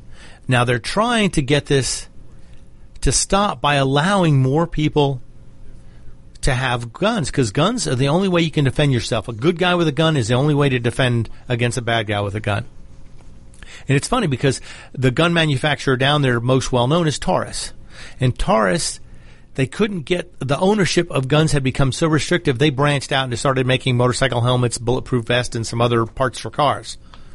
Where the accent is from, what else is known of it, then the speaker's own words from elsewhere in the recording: Georgia, United States; In my home state of Georgia